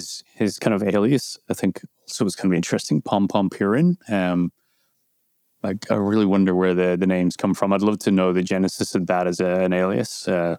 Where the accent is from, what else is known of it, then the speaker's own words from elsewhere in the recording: Ireland; As Irish people kind of get, we get annoyed by the, you know, do you know, Conor Brian Fitzpatrick? And then even more annoyed when it turns out, yes, we do, because it's a small, small country.